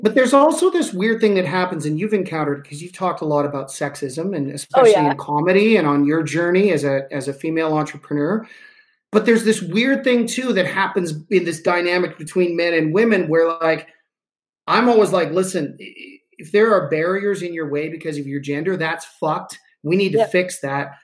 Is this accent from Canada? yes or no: yes; Canada; I'm a Canadian.